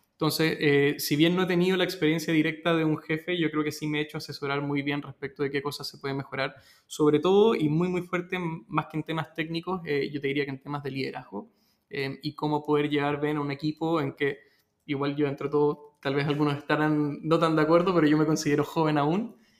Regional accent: Peru; now in Chile; mi familia es peruana, yo nací en Perú y llegué a Chile.

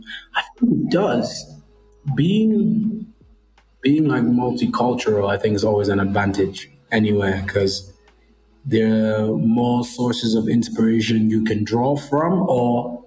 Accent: Nigeria; If you wanted me to sing a Nigerian song, I can. I'm Nigerian, you know?

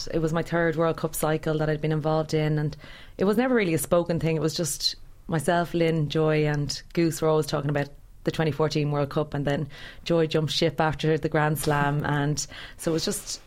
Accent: Ireland; being an Irish person

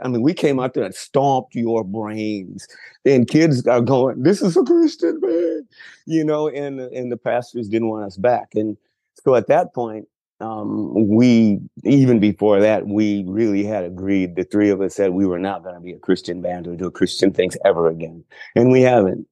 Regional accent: Chicago, Illinois, United States; moved away as an adult; also born or lived in Texas; now in Los Angeles, United States; I grew up in Chicago, then moved to Texas when I was almost 40

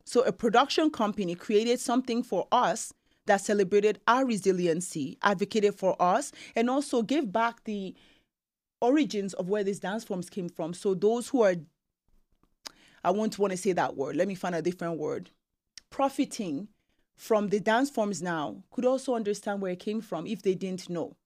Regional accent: Nigeria; now in Canada; being Nigerian

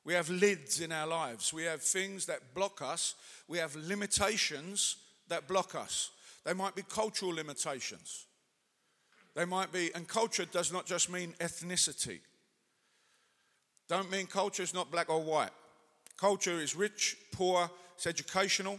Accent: England, United Kingdom; now in Manchester, United Kingdom; as English people

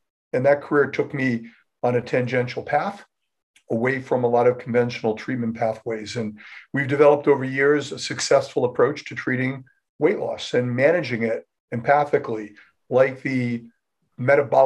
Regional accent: Rhode Island, United States; moved away as an adult; I'm from Rhode Island

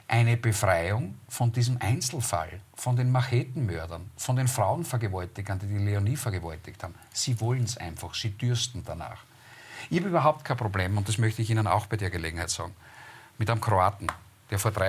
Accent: Austria; Man soll ich als Österreicher von einer Rasse sprechen?

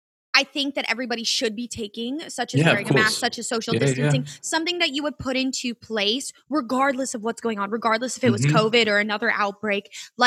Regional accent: Tampa, Florida, United States; from where the Rays are. I'm from Tampa

